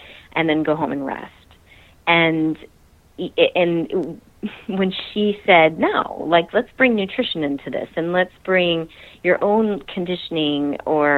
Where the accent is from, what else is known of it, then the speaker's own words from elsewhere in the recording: New Jersey, United States; also born or lived in Utah; Yes, I am originally a Jersey girl. I grew up in New Jersey